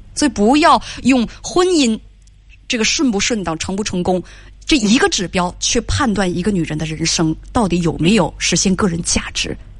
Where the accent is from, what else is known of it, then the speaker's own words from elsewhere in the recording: China; 婚姻对我们中国人来讲有多重要